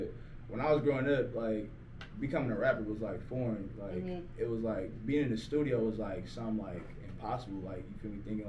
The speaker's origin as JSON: {"language": "English", "region": "California", "country": "United States", "said": "Yeah, shit, I'm from the Bag Area. I'm from out here, man."}